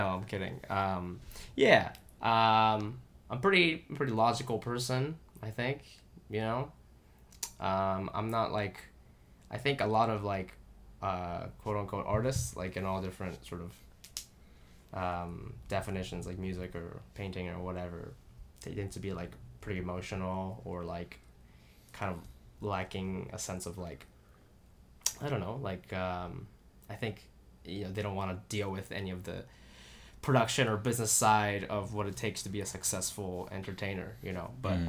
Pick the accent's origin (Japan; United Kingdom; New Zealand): Japan; moved away; also born or lived in Singapore / Columbus, United States; I'm from Japan originally. And then I moved out. I like moved around a lot. Like, so in 96 to 97, I lived in Singapore for a year. And then I moved back to Japan, and then I moved to Columbus, Ohio